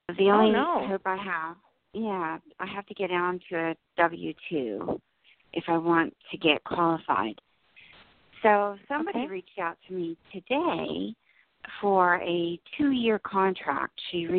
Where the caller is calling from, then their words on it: New Jersey, United States; New Jersey.